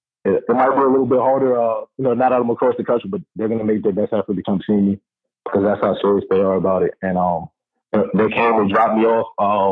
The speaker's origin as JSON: {"language": "English", "town": "New York City", "region": "New York", "country": "United States", "tie": "born or raised there", "also_born_or_lived": "Rhode Island", "moved": "as an adult", "lives_now": "Oregon, United States", "said": "growing up in Harlem, it's easy to get distracted, you know, with the things going on in the city, just being in New York."}